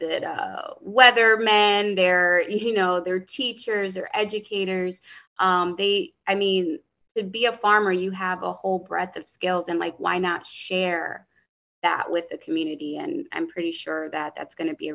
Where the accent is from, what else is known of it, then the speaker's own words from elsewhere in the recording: Hartford, Connecticut, United States; growing up in Hartford, the bodegas, the corner store, they fed me and my sisters